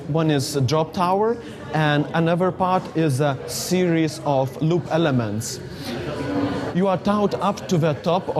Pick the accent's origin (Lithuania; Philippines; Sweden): Lithuania; from Lithuania.